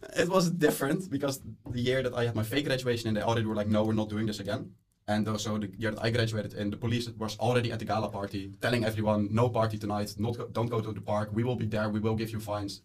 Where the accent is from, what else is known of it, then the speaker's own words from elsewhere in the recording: Netherlands; moved away as an adult; now in Molde, Norway; I am from the Netherlands. I am here just for one semester as an Erasmus student